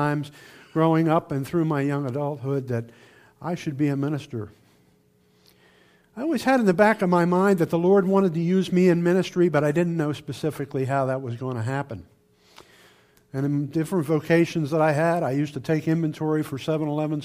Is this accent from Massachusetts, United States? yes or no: no; Camden, New Jersey, United States; I was born and raised in Camden, New Jersey, which is right across the river from Philadelphia